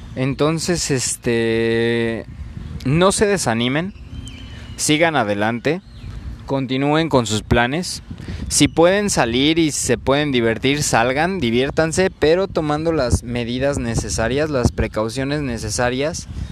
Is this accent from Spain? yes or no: no; Mexico